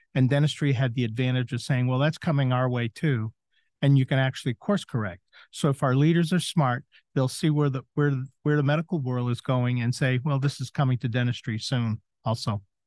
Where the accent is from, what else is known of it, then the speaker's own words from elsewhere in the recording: southern Maine, United States; moved away as an adult; also born or lived in Chicago; now in Florida, United States; did a scratch start in my hometown in southern Maine